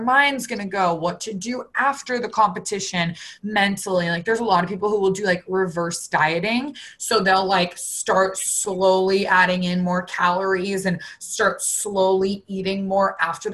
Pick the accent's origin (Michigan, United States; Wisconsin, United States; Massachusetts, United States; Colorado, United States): Massachusetts, United States; Boston; I grew up in Boston